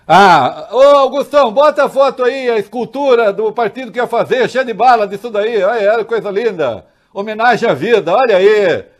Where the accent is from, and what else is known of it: São Paulo, Brazil